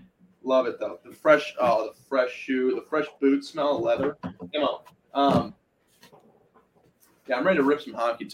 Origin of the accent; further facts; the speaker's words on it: Wisconsin, United States; all my friends are from Wisconsin. I grew up in Wisconsin. Everyone loved up north Wisconsin. It's like Rhinelander. It's definitely an up north feel.